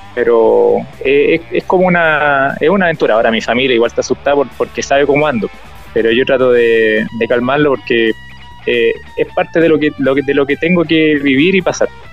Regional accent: Chillán, Ñuble, Chile; cuando salí de Chillán

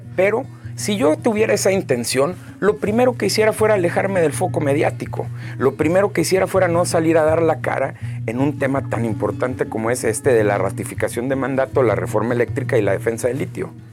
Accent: Hermosillo, Sonora, Mexico; also born or lived in Monterrey / Boston / Canada; yo nací aquí en Hermosillo, eh, el 23 de enero del 91

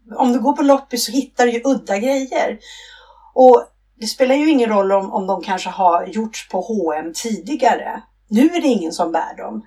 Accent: Stockholm, Stockholm County, Sweden; moved away as an adult; now in Blekinge, Sweden; jag är från Stockholm ursprungligen

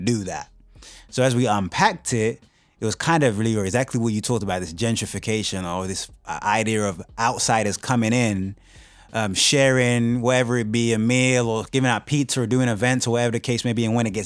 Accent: United Kingdom; moved away as an adult; now in Kansas City, United States; originally from the UK. Moved to the States in 2005.

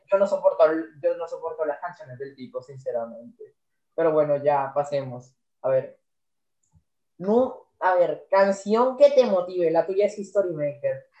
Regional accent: Colombia; soy colombiano

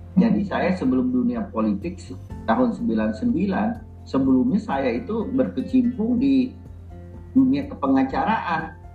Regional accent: Banjarmasin, South Kalimantan, Indonesia; saya kan lahir di Banjarmasin besar di Banjarmasin

